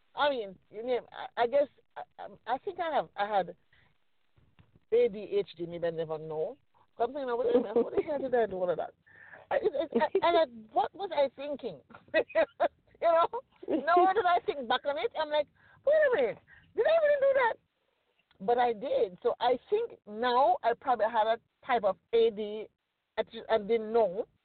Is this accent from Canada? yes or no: no; Jamaica; now in United States; I grew up in Jamaica, and I didn't come here till I was already formed